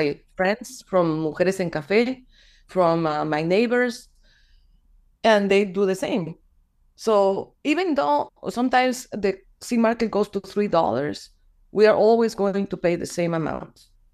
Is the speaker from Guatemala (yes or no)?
yes; Guatemala; also born or lived in Florida; I am this person from Guatemala